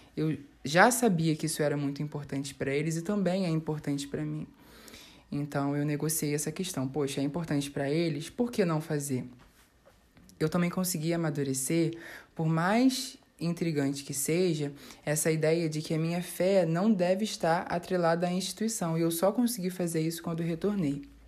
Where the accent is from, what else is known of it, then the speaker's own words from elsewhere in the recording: Rio de Janeiro, Brazil; eu tenho 23 anos e sou daqui do Rio de Janeiro.